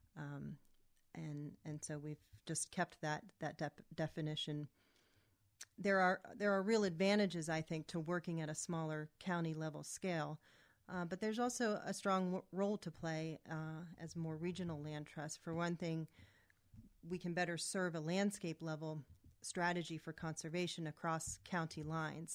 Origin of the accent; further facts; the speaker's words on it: Camp Hill, Pennsylvania, United States; moved away as an adult; I grew up in the Camp Hill, Mechanicsburg area